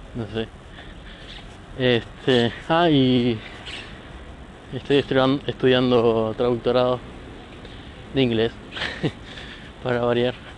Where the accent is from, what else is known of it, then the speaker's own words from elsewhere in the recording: La Plata, Buenos Aires Province, Argentina; soy argentina, eh, más precisamente de La Plata, no importa de qué barrio, soy platense.